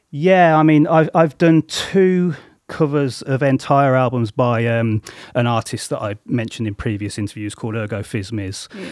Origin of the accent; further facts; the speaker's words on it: Coventry, West Midlands, United Kingdom; also born or lived in Solihull; I grew up in Coventry